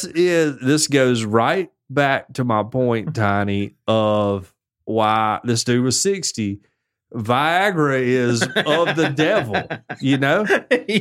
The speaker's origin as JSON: {"language": "English", "country": "United States", "said": "I'm American"}